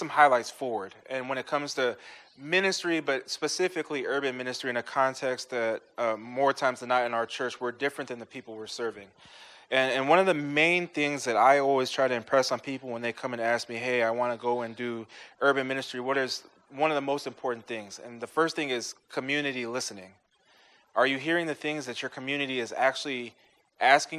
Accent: Ferguson, Missouri, United States; For most of my life, I grew up in Ferguson, Missouri.

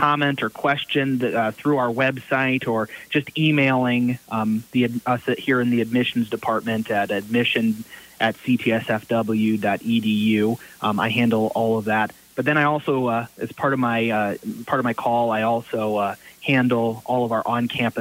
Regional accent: Fort Wayne, Indiana, United States; also born or lived in Chicago; I grew up in the Fort Wayne area.

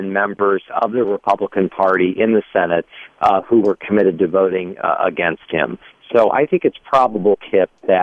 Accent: Midwest, United States; I was born and raised in the Midwest as a Missouri Synod Lutheran

